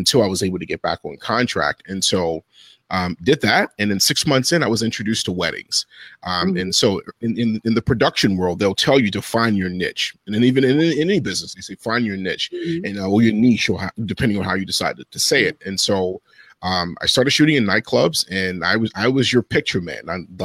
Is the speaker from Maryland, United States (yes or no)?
yes; Baltimore, Maryland, United States; I'm originally from Baltimore, Maryland